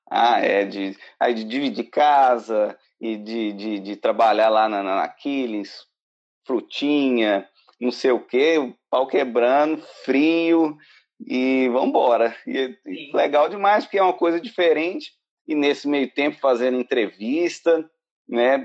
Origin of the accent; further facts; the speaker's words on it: Belo Horizonte, Minas Gerais, Brazil; moved away as an adult; now in Ireland; eu sou de Minas, BH, e estou aqui na Irlanda há pouco mais de dois anos agora.